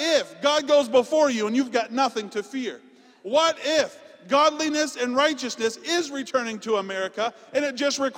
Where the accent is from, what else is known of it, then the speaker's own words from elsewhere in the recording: Canada; now in United States; I'm Canadian.